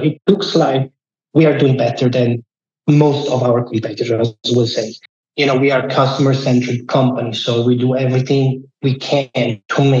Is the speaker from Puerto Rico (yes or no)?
no; Lake Como, Lombardy, Italy; moved away as an adult; now in Lucerne, Switzerland; I'm originally from Lake Como